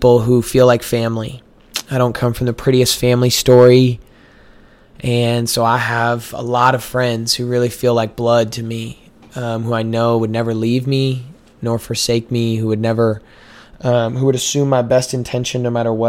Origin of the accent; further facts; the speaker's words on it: Missouri, United States; moved away as an adult; now in Waco, United States; I'm from Missouri